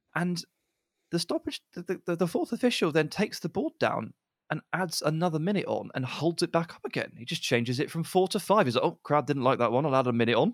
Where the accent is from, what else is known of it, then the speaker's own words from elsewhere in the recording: England, United Kingdom; We're English